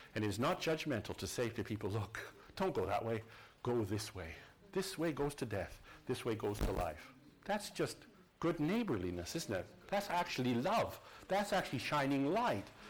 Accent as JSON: {"language": "English", "town": "Saskatoon", "region": "Saskatchewan", "country": "Canada", "tie": "born or raised there", "said": "Saskatoon, where I, my hometown, our home city"}